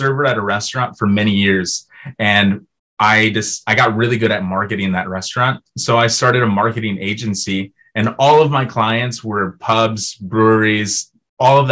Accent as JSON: {"language": "English", "town": "Brownsville", "region": "Texas", "country": "United States", "moved": "yes", "lives_now": "Minneapolis, United States", "said": "I'm from Texas originally."}